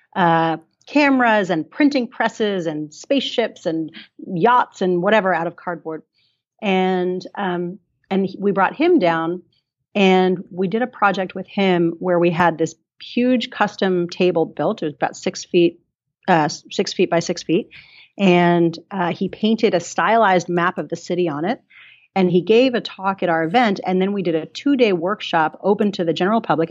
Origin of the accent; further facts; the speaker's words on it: New York, United States; also born or lived in Colorado; now in Christchurch, New Zealand; I'm from New York originally and um, spent some time in Colorado